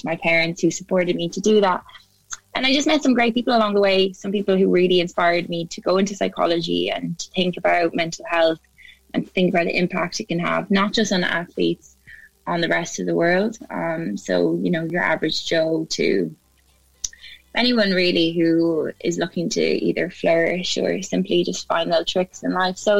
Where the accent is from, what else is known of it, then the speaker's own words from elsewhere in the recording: Ireland; moved away as an adult; also born or lived in Cardiff, Wales; now in United Kingdom; I'm originally from Ireland